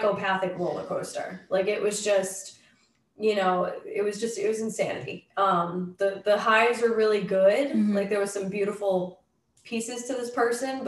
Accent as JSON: {"language": "English", "region": "Massachusetts", "country": "United States", "tie": "born or raised there", "also_born_or_lived": "Los Angeles", "moved": "as an adult", "lives_now": "Montana, United States", "said": "I was born in Massachusetts."}